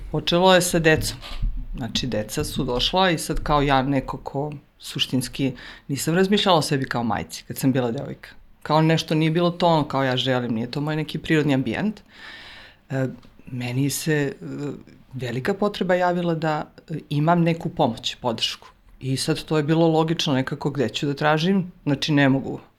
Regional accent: Užice, Zlatibor District, Serbia; mi smo iz Užica

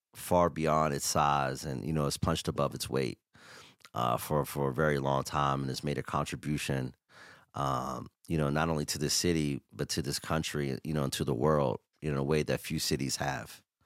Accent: Pittsburgh, Pennsylvania, United States; me being from the north side

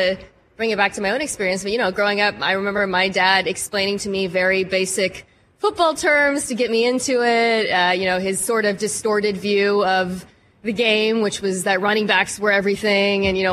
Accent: Seattle, Washington, United States; I grew up in Seattle

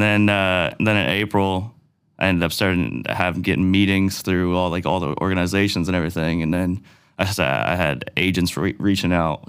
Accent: Cole Harbour, Nova Scotia, Canada; I grew up in Cole Harbor

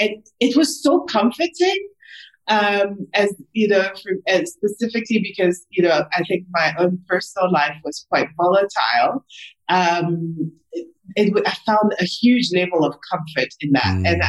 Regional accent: South Africa; also born or lived in Congo; I was born in the Congo. My dad is from DRC. My mom is from Rwanda. You know, I mean, I lived in 5-6 different countries, you know, before the age of 13, moved to South Africa, established this as home

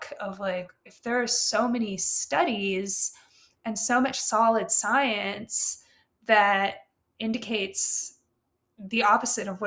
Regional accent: Carbondale, Colorado, United States; also born or lived in Ukraine / Maui / Japan; I was raised and like generally grew up, like growing up in Colorado

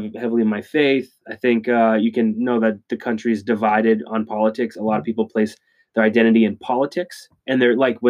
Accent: New England, United States; I grew up in New England

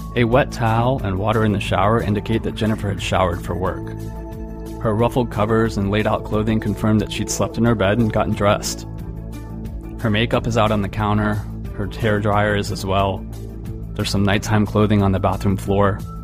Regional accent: Florida, United States; I grew up in Florida. I'm recording this show right now, just a few dozen miles down a stretch of Interstate 4 from where the events of this case unfolded. I've spent my entire life here

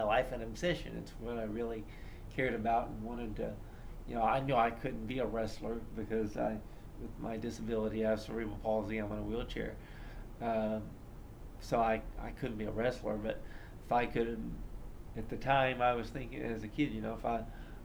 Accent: Columbus, Indiana, United States; I grew up in Columbus, Indiana, which is, not too far from Indianapolis

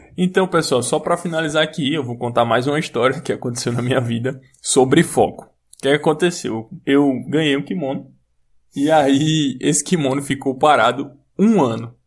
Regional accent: Brazil; eu sou brasileiro

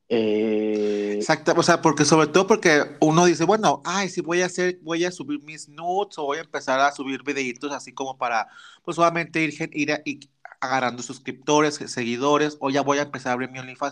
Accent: Torreón, Coahuila, Mexico; yo soy norteño, chavita norteña, acá en Torreón, Coahuila

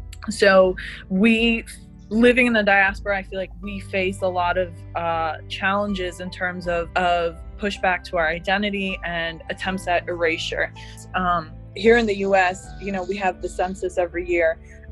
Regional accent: Palestine; So when I say I'm Palestinian or I'm from Palestine, they either are just confused and they say, what is that?

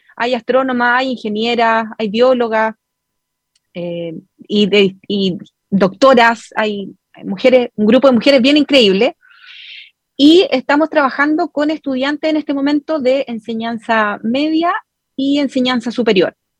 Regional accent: Chile; la mayoría somos chilenos

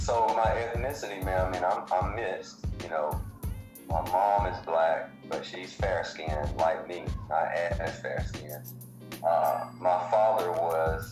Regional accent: Birmingham, Alabama, United States; Born and raised in Birmingham, Alabama, down here in the South

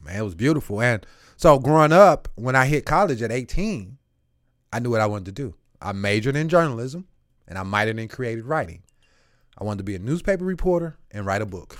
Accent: St. Louis, Missouri, United States; also born or lived in Eureka, Missouri; I'm bussed from South Saint Louis, twenty-seven miles away from my home

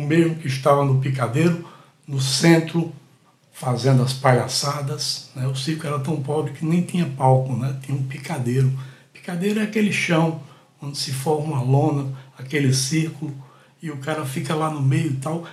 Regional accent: Catende, Pernambuco, Brazil; now in Recife, Brazil; Catende, uma cidadezinha que fica a 130 quilômetros aqui de Recife, que é a cidade onde eu nasci. Eu nasci em Catende, sou catendense.

